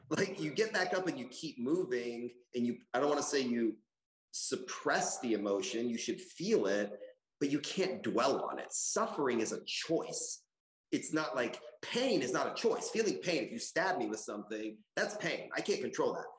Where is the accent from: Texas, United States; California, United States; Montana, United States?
Texas, United States; Austin; I was a poor kid growing up in Chevy Chase apartments here in Austin